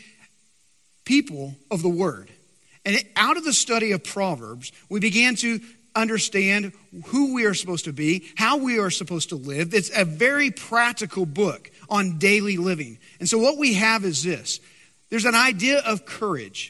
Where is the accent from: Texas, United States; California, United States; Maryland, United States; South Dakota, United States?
Texas, United States; West; I'm from West Texas, so I can proudly say my great-grandmother was baptized in a cattle trough.